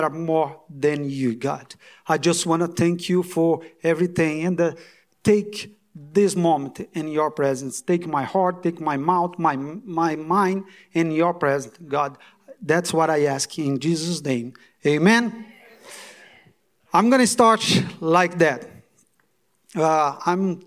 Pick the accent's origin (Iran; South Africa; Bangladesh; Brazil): Brazil; English is a second language; moved away as an adult; now in United States